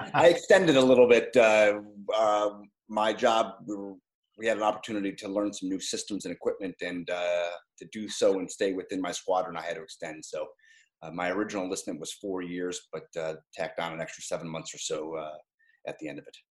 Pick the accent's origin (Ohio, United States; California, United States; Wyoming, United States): Ohio, United States; Strongsville; moved away as an adult; I grew up in Strongsville, Ohio, a small suburb town outside of Cleveland